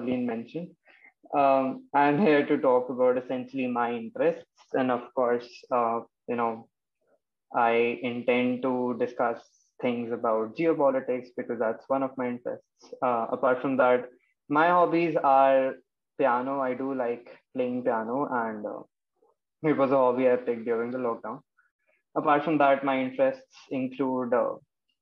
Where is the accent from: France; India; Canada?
India; Lucknow, Uttar Pradesh; now in Noida, India; I'm from Lucknow, Uttar Pradesh. Currently, I'm residing in Noida.